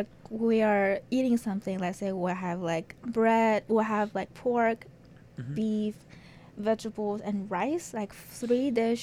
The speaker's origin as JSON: {"language": "English", "country": "China", "moved": "yes", "said": "I am from China."}